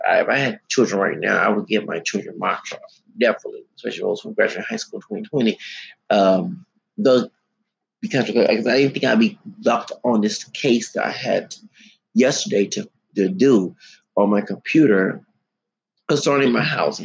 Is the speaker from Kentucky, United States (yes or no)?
no; Houston, Texas, United States; I'm from Houston, and right now I'm homeless